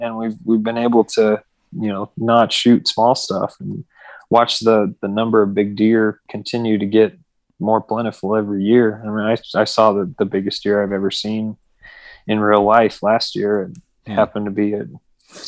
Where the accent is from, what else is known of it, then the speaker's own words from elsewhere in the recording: Denver, Colorado, United States; I grew up here like in Colorado